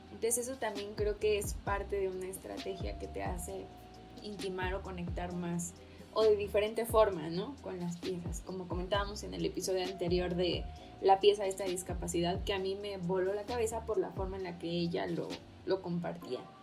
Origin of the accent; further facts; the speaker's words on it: Mexico; nuestra cultura como mexicanos